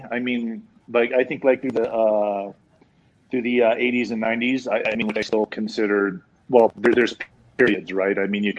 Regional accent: Las Vegas, Nevada, United States; when I grew up in Las Vegas

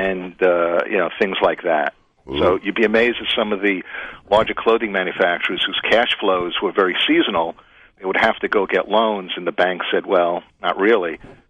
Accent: New York City, New York, United States; Well, I grew up in the cigar mecca of Brooklyn, New York.

